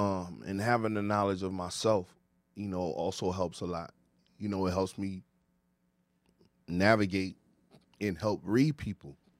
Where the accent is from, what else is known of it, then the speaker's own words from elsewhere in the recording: Ghana; I'm from Ghana, West Africa